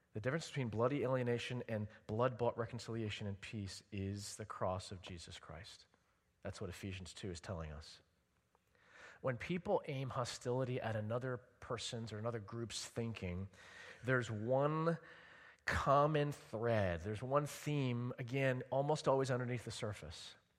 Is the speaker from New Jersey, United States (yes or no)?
yes; Edison, New Jersey, United States; I grew up in Edison, New Jersey, in Middlesex County.